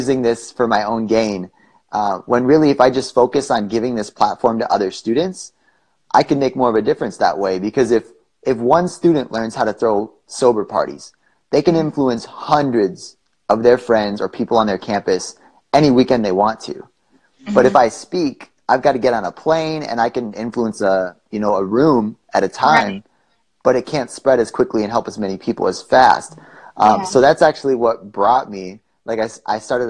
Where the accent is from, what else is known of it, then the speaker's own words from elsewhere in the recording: Wisconsin, United States; moved away as an adult; now in Arizona, United States; I grew up in Wisconsin and moved to Arizona a couple years ago.